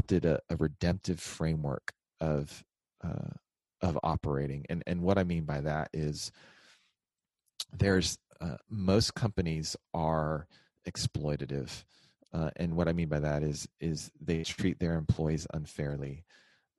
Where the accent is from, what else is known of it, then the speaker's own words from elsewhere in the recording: Texas, United States; We're both from Texas. So we found our way back here.